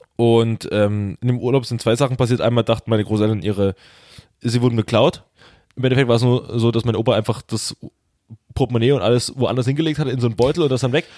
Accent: Saxony, Germany; ich bin Sachse

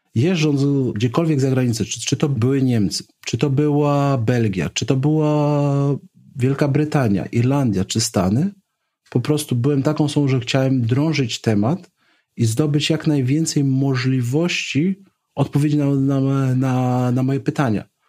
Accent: Poland; skąd pochodzę jako Polak

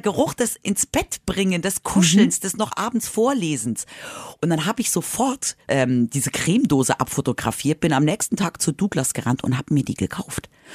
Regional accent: Madrid, Community of Madrid, Spain; now in Germany; Ich bin ja in Spanien aufgewachsen

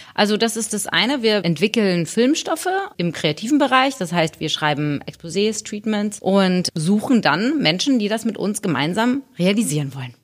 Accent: Hamburg, Germany; ich bin in Hamburg geboren

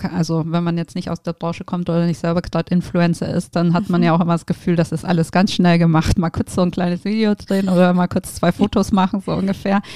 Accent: Geislingen an der Steige, Baden-Württemberg, Germany; moved away; also born or lived in Tübingen; ich bin ja ähm, in der Nähe von Stuttgart tatsächlich aufgewachsen. Ich komme von, ah. aus Geislingen an der Steige

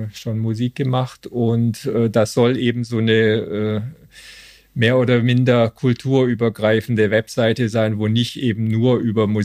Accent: Stuttgart, Baden-Württemberg, Germany; now in Cologne, Germany; Ich bin aber schon seit äh, 23 Jahren hier und äh, komme ursprünglich aus Stuttgart.

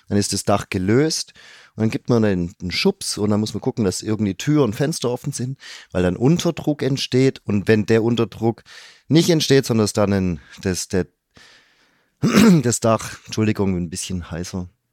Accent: Stuttgart, Baden-Württemberg, Germany; als ganz gebürtiger Stuttgarter

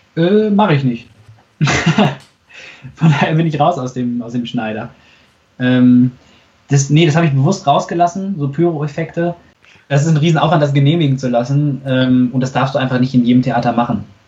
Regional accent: Unna, North Rhine-Westphalia, Germany; ich komme ja aus Unna

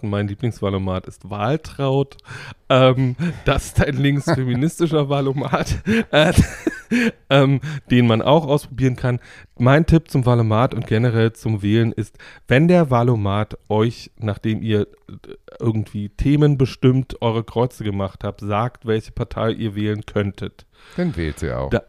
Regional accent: East Germany, Germany; ich bin ja im Osten groß geworden und habe im Osten dafür, dass ich immer so wie es damals hieß, systemkritisch war, irgendwie reißig aufs Moor bekommen.

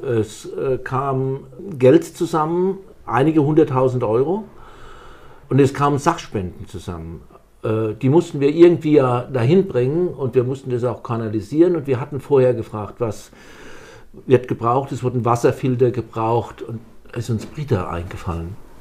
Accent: St. Ilgen, Baden-Württemberg, Germany; accent: Kurpfälzer; moved away as an adult; now in Delkenheim, Germany; Ich war schon als Jugendlicher in St. Ilgen, wo ich geboren bin, beim Roten Kreuz

